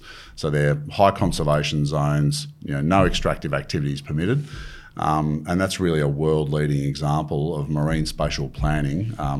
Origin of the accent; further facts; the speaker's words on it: Wagga Wagga, New South Wales, Australia; now in North Queensland, Australia; I am a Blues supporter and I suffer the slings and arrows that you get up here in North Queensland.